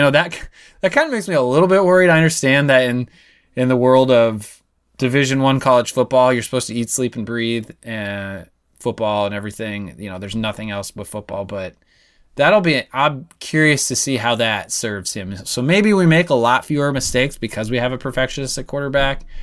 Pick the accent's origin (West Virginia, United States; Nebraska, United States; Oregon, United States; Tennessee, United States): Nebraska, United States; I was from Nebraska